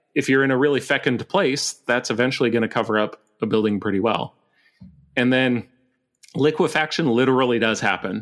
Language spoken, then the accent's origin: English; Montana, United States; now in Vancouver, Canada; I grew up in Montana